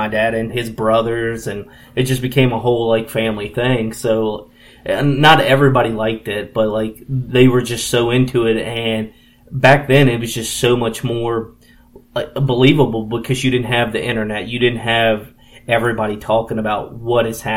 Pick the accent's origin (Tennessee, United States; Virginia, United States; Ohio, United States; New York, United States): Virginia, United States; Harrisonburg; I grew up in Harrisonburg and I'm actually still here to this day.